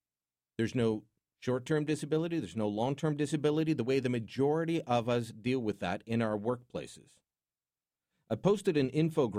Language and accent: English; Canada; And being Canadian, we're welcoming.